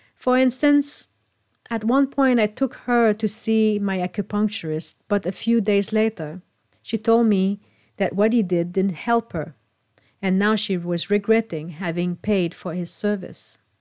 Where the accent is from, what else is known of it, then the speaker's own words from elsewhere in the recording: Canada; moved away; my hometown in Canada